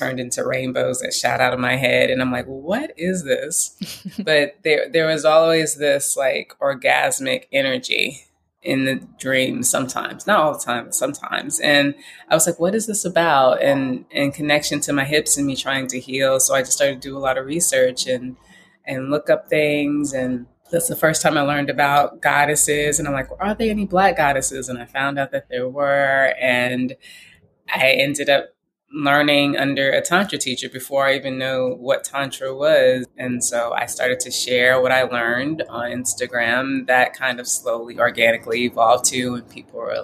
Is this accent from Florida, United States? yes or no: no; Houston, Texas, United States; I grew up in Houston, Texas, Christian Baptist.